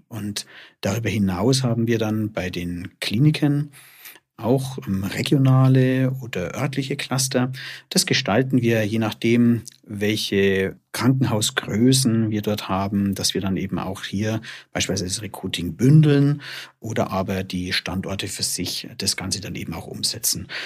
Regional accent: Germany; wir bei uns in Deutschland

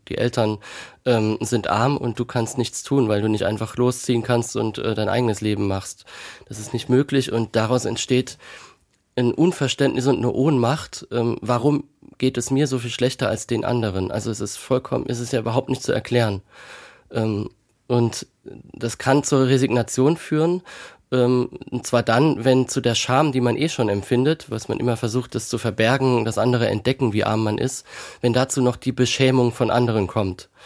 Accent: Kaiserslautern, Rhineland-Palatinate, Germany; von Kaiserslautern, meiner Geburtsstadt

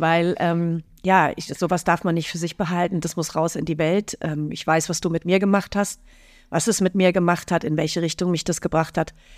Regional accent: Fürstenfeldbruck, Bavaria, Germany; in Fürstenfeldbruck, in meinem Heimatort

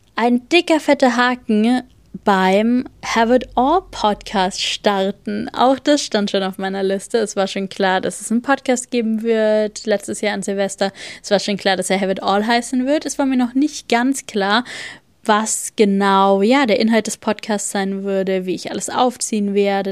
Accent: Bavaria, Germany; moved away; bei uns in Bayern

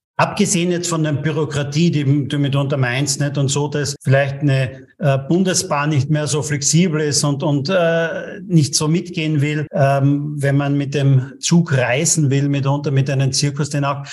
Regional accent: Austria; bei uns in Österreich

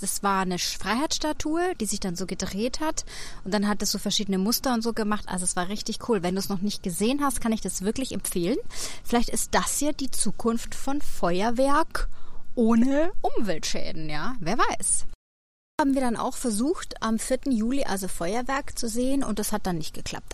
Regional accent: Germany; born or raised there; moved away as an adult; also born or lived in Munich / London; now in New York, United States

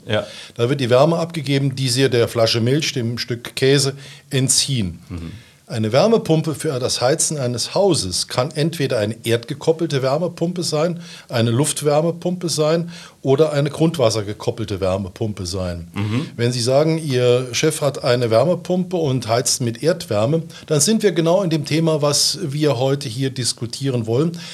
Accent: Saarbrücken, Saarland, Germany; also born or lived in Clausthal; bin Saarbrücker, nach dem Abitur in Saarbrücken bin ich zur See gefahren

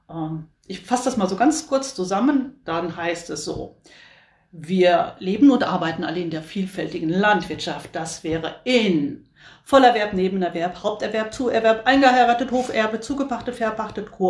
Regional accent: North Rhine-Westphalia, Germany; komme, bin Landfrau, auch aus dem Kreis Höxter. Wir kommen alle aus dem Kreis Höxter.

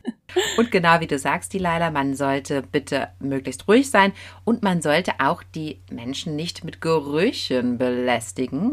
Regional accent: Germany; bei uns in Deutschland

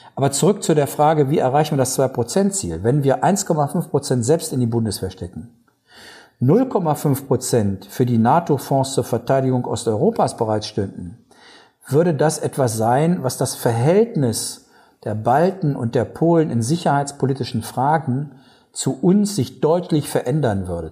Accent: Germany; als Deutsche

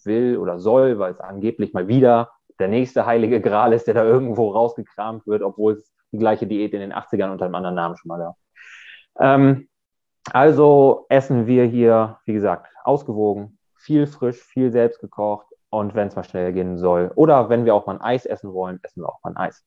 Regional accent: Germany; Ich komme aus der Nähe von Bremen

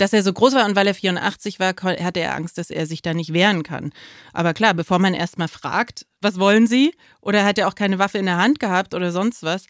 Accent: East Germany, Germany; ich bin als Ossi

